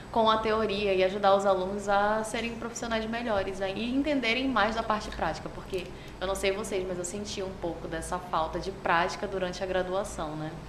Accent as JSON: {"language": "Portuguese", "town": "Manaus", "region": "Amazonas", "country": "Brazil", "said": "Sou manauara, sim."}